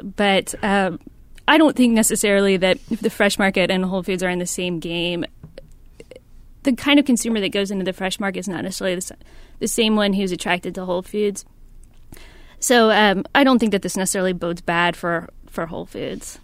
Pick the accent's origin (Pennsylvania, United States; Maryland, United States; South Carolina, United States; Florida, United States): South Carolina, United States; I'm from South Carolina